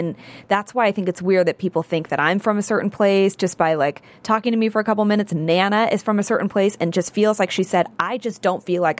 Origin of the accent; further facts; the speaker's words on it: San Francisco, California, United States; now in Los Angeles, United States; I'm from San Francisco. I'm from the Bay Area.